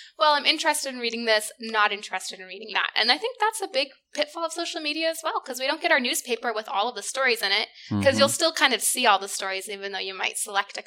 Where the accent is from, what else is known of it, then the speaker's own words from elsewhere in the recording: United States; I'm American